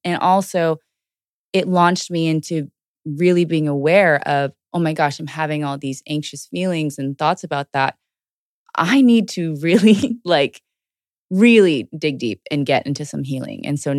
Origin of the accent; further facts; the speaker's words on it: Houston, Texas, United States; also born or lived in Georgia; So I was born in Georgia originally and then raised in Houston, and I grew up my whole life in Houston.